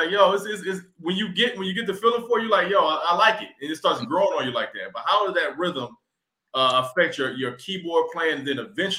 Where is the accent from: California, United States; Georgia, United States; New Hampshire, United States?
Georgia, United States; Atlanta; moved away as an adult; now in Washington, D.C., United States; I'm from Atlanta, I'm not from D.C. So when I came up here to D.C. in 2011